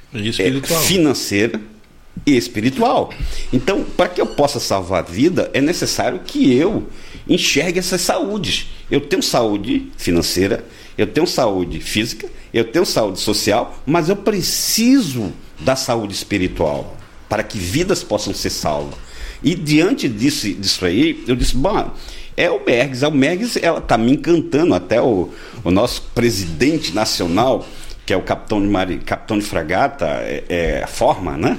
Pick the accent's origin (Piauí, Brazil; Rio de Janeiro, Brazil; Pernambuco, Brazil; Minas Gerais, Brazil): Pernambuco, Brazil; Recife; now in Rio Grande do Sul, Brazil; eu sou de Recife, Pernambuco